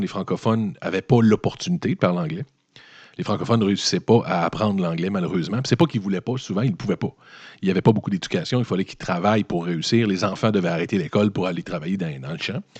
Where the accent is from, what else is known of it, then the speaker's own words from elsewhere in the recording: Lévis, Quebec, Canada; moi je viens de Lévis